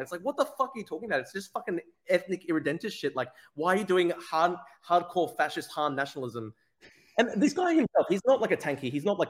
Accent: Australia; as an Australian

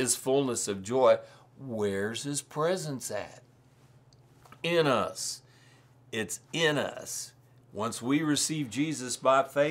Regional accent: Missouri, United States; I'm from Missouri. We live in the show me state.

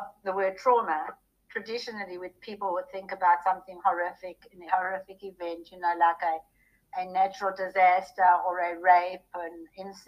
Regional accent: South Africa; moved away as an adult; now in Texas, United States; Growing up in South Africa during the apartheid era was a trauma for a very sensitive little girl like me

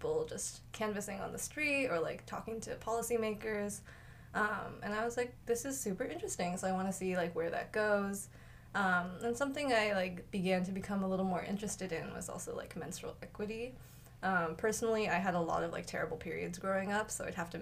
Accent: Seattle, Washington, United States; moved away; I'm from Seattle, Washington, so big West Coast girl

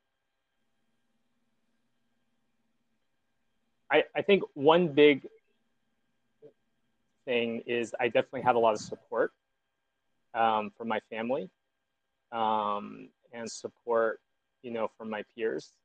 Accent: Southern California, United States; I grew up in Southern California

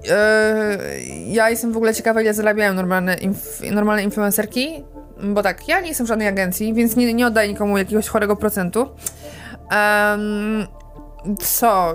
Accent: Warsaw, Masovian Voivodeship, Poland; urodziłam się w Warszawie

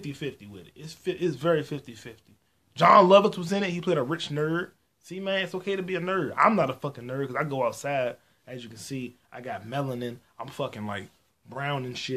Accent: United States; I'm an American. I'm so fucking American

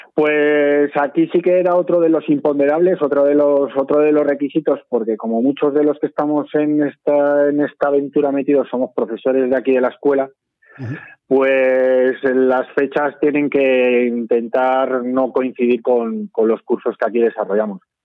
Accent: Sabiñánigo, Aragon, Spain; mi infancia la pasé en Sabiñónigo

